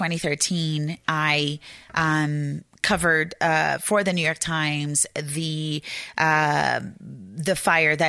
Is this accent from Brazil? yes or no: yes; Brazil; English is a second language; moved away as an adult; now in Arizona, United States; I am originally from Brazil, and I grew up there